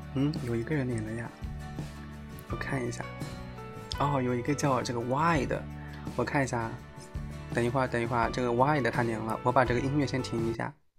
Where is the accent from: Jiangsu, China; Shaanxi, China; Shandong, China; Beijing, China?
Jiangsu, China; 我就江苏的